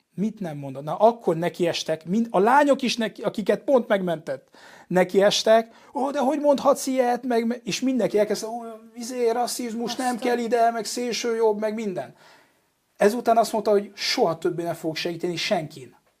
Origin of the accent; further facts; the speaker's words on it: Paris, Île-de-France, France; Hungarian is a second language; moved away as an adult; now in Budapest, Hungary; édesanyám magyar, apám francia, és én tulajdonképpen kint nőttem föl Párizsban